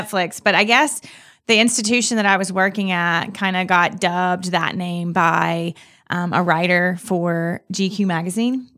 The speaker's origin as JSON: {"language": "English", "town": "Clinton", "region": "Mississippi", "country": "United States", "tie": "born or raised there", "said": "I'm from Mississippi. I've, I lived in Mississippi my whole life, r, from right outside the Jackson area"}